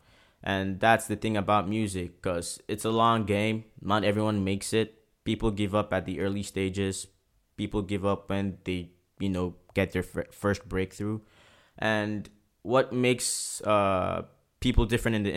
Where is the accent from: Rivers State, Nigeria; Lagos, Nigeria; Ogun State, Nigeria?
Rivers State, Nigeria; Port Harcourt; now in Prince Edward Island, Canada; growing up in Port Harcourt was very, very tough